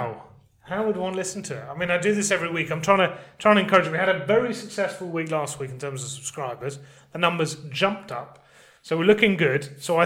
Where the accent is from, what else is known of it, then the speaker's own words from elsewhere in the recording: Liverpool, North West England, United Kingdom; accent: strong Scouse; You can hear my strong Scouse accent.